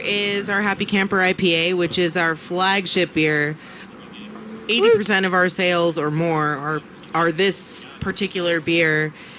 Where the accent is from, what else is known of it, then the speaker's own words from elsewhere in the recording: New York City, New York, United States; I'm from New York City.